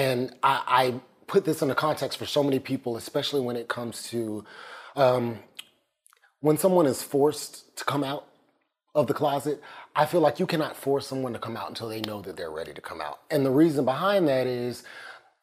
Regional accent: Atlanta, Georgia, United States; also born or lived in New York; I grew up here in Atlanta, Georgia.

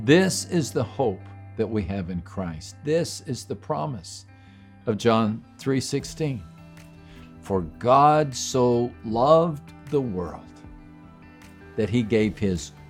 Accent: West Texas, United States; born or raised there; moved away

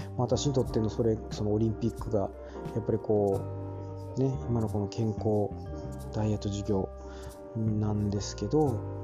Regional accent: Hyogo, Japan; 私もちょっと兵庫県出身なもんでね

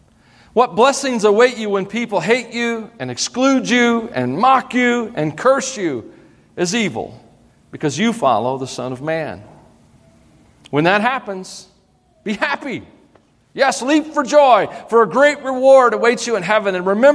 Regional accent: Tennessee, United States; accent: twangy; So I grew up in Tennessee. Well, we moved around some, so my accent isn't as bad as it could be, believe it or not.

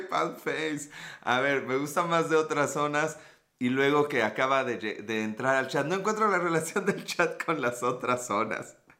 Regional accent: Puebla, Mexico; Puebla, México

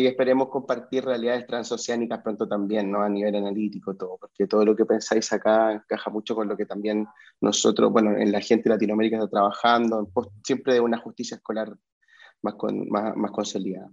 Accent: Chile; moved away; yo como vengo de Chile

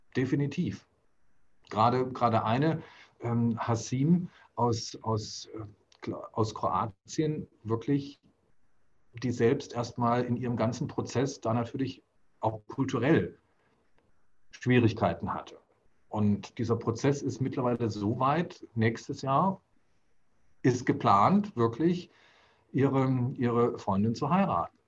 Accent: Germany; bin ja kulturell hier in Deutschland so aufgewachsen

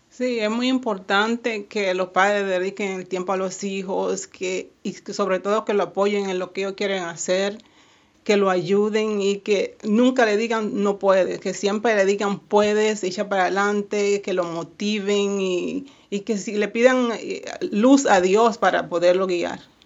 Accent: Haina, San Cristóbal, Dominican Republic; now in Miami, United States; Yo soy de Jaina, República Dominicana, y sí, siempre extraño mucho

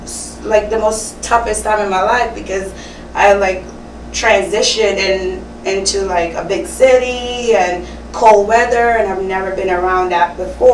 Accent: Trinidad & Tobago; Yes. So Trinidad and Tobago.

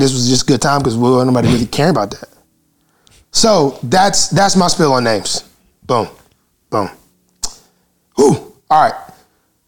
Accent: Alabama, United States; now in Maryland, United States; I'm from Alabama

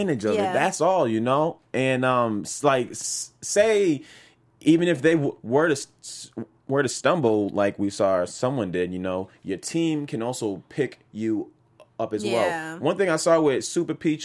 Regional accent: East Coast, United States; I'm from the East Coast as well

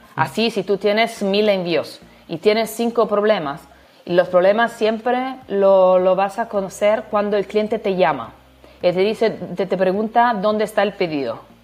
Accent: Italy; Spanish is a second language; now in Turin, Italy; soy italiana

